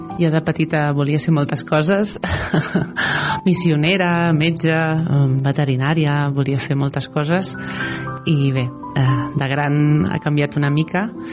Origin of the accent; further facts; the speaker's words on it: Vilallonga del Camp, Catalonia, Spain; tinc 45 anys, de Vilallonga del Camp i sóc pagesa de l'Avellana